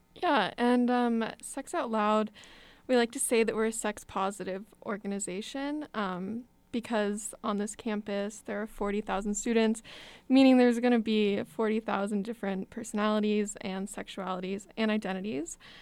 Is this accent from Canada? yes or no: no; Texas, United States; moved away as an adult; now in Madison, United States; I'm from Texas